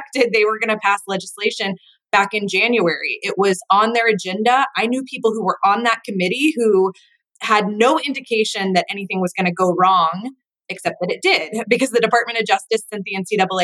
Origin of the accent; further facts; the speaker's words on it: Atlanta, Georgia, United States; I grew up in Atlanta